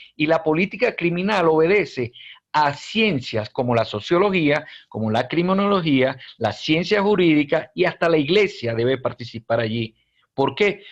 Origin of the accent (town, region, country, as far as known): Venezuela; now in Peru